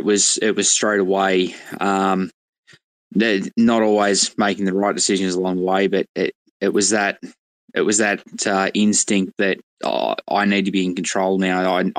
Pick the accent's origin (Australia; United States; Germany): Australia